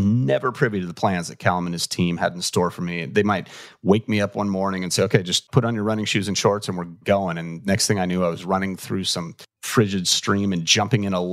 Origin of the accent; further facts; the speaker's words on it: Los Angeles, California, United States; I'm from